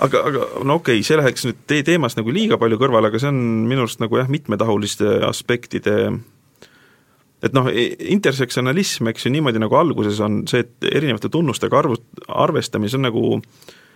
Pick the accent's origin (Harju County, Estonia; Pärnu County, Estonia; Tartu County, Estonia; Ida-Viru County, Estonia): Tartu County, Estonia; Tartu; ma olen tartlane